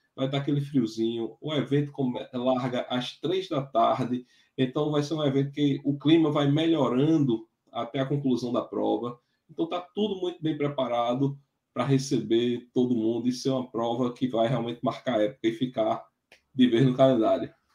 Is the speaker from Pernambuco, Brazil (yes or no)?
yes; Triunfo, Pernambuco, Brazil; a minha terra, com o Triunfo